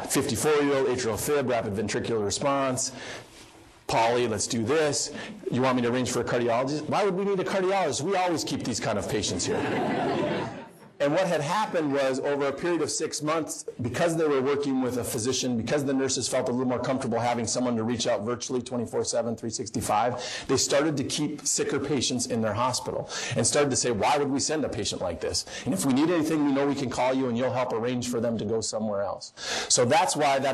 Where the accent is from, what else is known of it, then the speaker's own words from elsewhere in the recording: Wishek, North Dakota, United States; moved away; My hometown, I like to use it, Wishick, North Dakota. My dad's the family doctor there and has been for 30-plus years or so